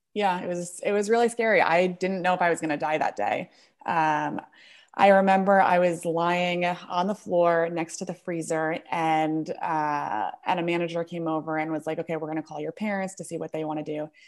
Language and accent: English; Bergen County, New Jersey, United States; moved away as an adult; now in Brooklyn, United States; I actually grew up in New Jersey, Bergen County area